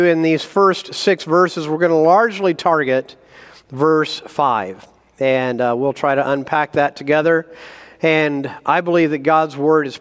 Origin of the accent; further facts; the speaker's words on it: Indiana, United States; moved away as an adult; also born or lived in Mississippi / New Jersey / Wisconsin / South Carolina; now in Idaho, United States; I was born in Mississippi, raised in Indiana, lived a year in New Jersey, college of Wisconsin, grad school South Carolina, and then went west.